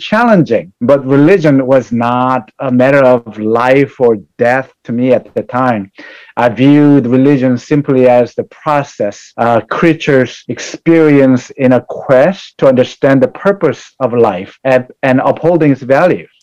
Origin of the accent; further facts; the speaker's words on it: South Korea; now in United States; I was born in South Korea and migrated to United States in 1982, and I grew up in family of uh, with a Buddhist and Catholic uh, beliefs